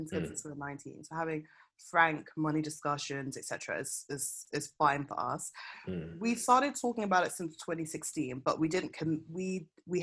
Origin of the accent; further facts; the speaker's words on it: Kenley, London, United Kingdom; I grew up in Kenley, which is where we lived before my parents left the UK. So which is in South Croydon